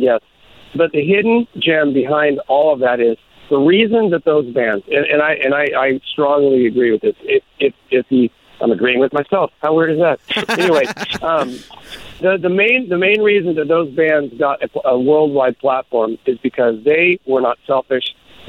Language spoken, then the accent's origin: English; Longview, Washington, United States; also born or lived in Kelso / Europe; now in Tacoma, United States; I was I grew up in Kelso and Longview, but then transplanted after a stint over playing in a band in Europe. Moved back to Tacoma. And so, you know, that the Pacific Northwest is my roots.